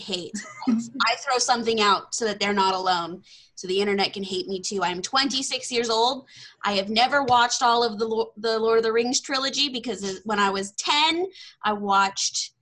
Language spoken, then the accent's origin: English; Texas, United States; accent: Southern; I'm from Texas